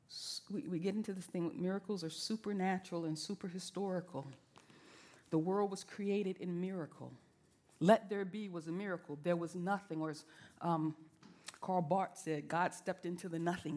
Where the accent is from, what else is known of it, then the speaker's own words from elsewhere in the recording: the South, United States; I'm from the South